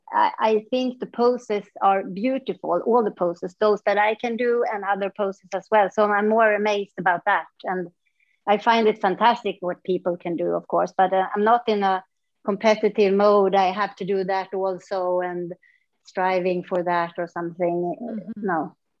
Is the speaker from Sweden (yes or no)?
yes; northern Sweden, Sweden; moved away; also born or lived in Stockholm / Mysore; I moved away from my small town where I grew up and then I came back mm. 14 years later when I was a mom.